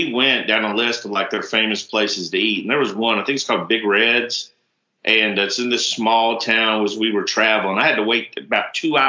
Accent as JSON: {"language": "English", "region": "Alabama", "country": "United States", "said": "She said, \"Where are you from?\" I said, \"Alabama.\""}